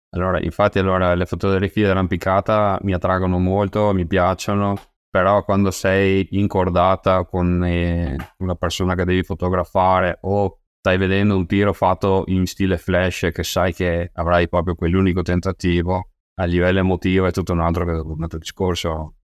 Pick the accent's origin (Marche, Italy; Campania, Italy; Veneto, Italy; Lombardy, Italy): Veneto, Italy; Rosà; io sono originario di Rosà, eh, un piccolo paese vicino a Bassano del Grappa